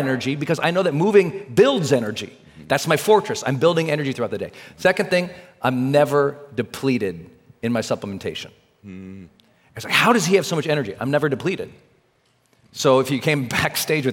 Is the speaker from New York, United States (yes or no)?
no; Montana, United States; I'm from Montana, so there's food everywhere